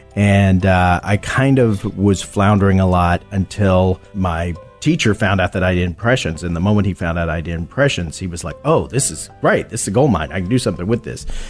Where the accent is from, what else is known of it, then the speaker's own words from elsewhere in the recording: Texas, United States; moved away; I'm from Texas. Yes. Originally